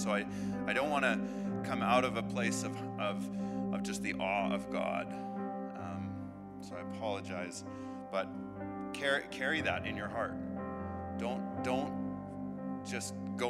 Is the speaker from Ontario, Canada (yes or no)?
no; Manitoba, Canada; now in Alberta, Canada; I'm from Manitoba.